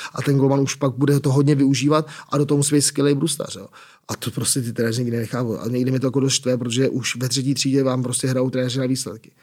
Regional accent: Prague, Czechia; Jsem z Prahy, jsem Pražák

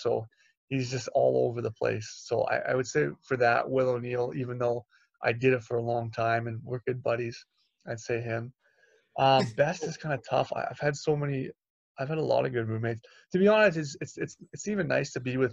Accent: Toronto, Ontario, Canada; I'm from Toronto, so my whole family was there too.

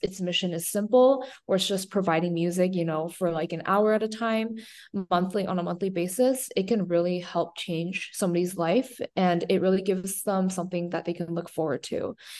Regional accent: San Diego, California, United States; San Diego, um, which is my hometown

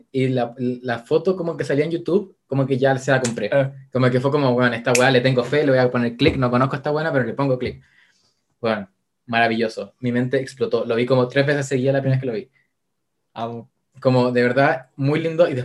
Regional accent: Spain; Pues coño, que yo soy española.

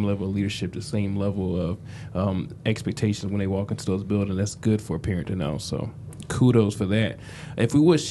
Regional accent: Philadelphia, Pennsylvania, United States; I'm from Philadelphia.

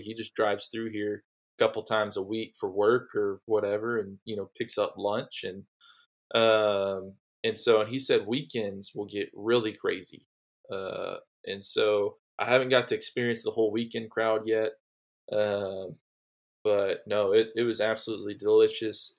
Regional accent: Dallas, Texas, United States; me growing up in the Dallas area

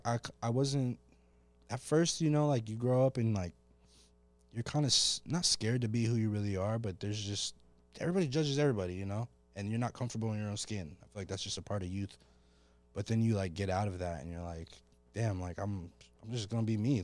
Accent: Oceanside, California, United States; also born or lived in Colorado / North Carolina; I'm from Oceanside

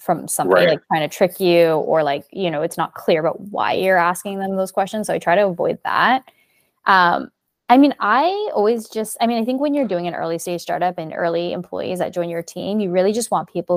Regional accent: Burnaby, British Columbia, Canada; moved away; also born or lived in Montreal; I grew up in Burnaby

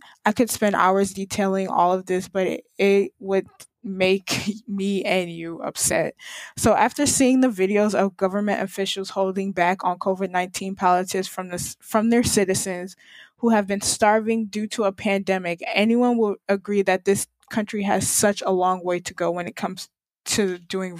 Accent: United States; I, as a Nigerian American woman, I hold so much privilege compared to the average Nigerian living in Nigeria.

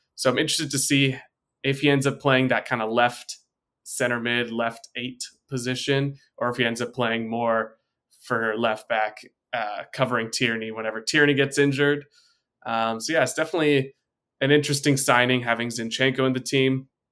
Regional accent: United States; I'm an American

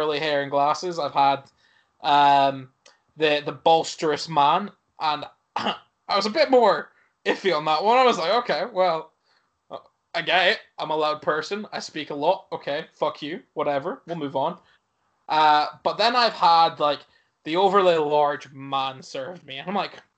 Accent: Aberdeen, Scotland, United Kingdom; Aberdeen. And they're like, no, you're not. And I'm like, well, I am. Born there.

